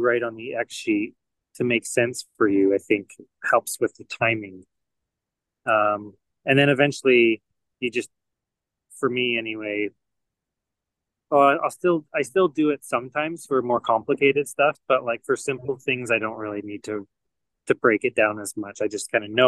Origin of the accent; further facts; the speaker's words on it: Canada; moved away as an adult; now in United States; I'm Canadian